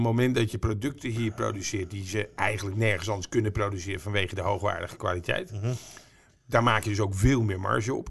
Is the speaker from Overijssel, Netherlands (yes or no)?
no; Almere, Flevoland, Netherlands; Ik kom uit Almere.